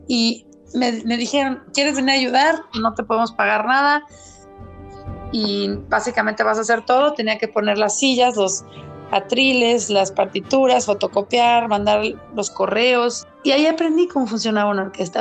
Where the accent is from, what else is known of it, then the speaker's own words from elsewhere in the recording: Mexico; soy mexicana